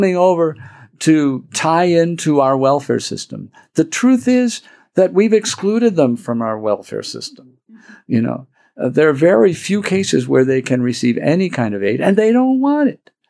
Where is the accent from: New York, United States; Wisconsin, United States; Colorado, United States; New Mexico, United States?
Wisconsin, United States; also born or lived in Dallas, Texas; now in El Paso, United States; as a kid growing up in Wisconsin and then a priest of Dallas